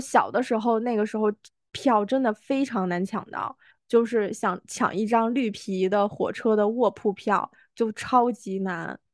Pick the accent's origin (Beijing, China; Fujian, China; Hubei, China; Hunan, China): Beijing, China; also born or lived in Sichuan; 因为小时候在北京嘛，然后回老家你就得回四川